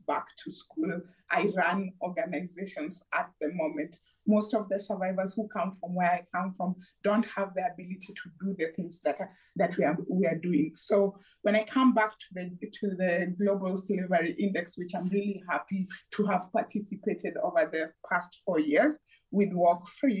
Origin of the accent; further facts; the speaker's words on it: Kenya; I come from Kenya